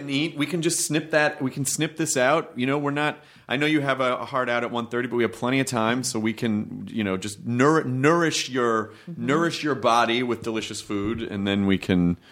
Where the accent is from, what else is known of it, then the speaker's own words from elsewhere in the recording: Memphis, Tennessee, United States; also born or lived in Louisville, Kentucky; I was born in Kentucky, but I grew up in Memphis.